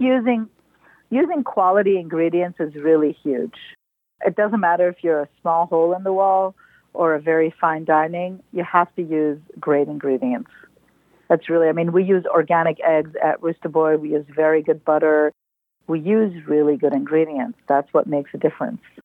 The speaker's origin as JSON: {"language": "English", "country": "Lebanon", "tie": "born or raised there", "also_born_or_lived": "Libya / New York / San Francisco Bay Area / Belgium", "moved": "yes", "said": "I was born in Libya and I grew up in Lebanon"}